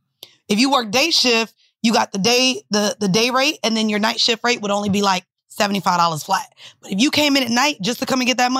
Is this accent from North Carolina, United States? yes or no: no; Orlando, Florida, United States; moved away as an adult; also born or lived in Atlanta / Miami; I was from Orlando. I was 18. Just moved to Atlanta